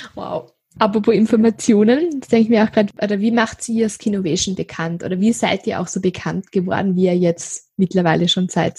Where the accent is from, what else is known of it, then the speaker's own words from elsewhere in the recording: Styria, Austria; Ich komme ja aus der Steiermark